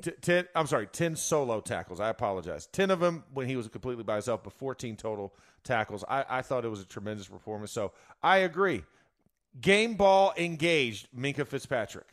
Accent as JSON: {"language": "English", "region": "Florida", "country": "United States", "said": "I'm from Florida"}